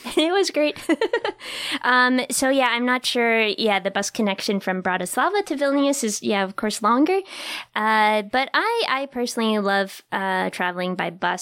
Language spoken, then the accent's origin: English; New Hampshire, United States; moved away; it looked exactly like my hometown in New Hampshire